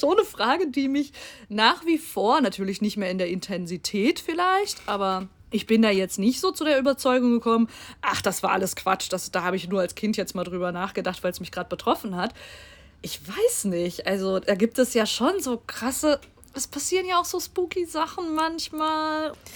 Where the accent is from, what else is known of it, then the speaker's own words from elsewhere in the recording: Bochum, North Rhine-Westphalia, Germany; moved away; ich komme ja gebürtig aus Bochum, wo auch meine Oma wohnt